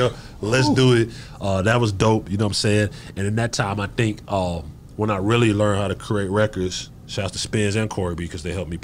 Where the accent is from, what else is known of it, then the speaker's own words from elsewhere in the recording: Decatur, Georgia, United States; I'm from Decatur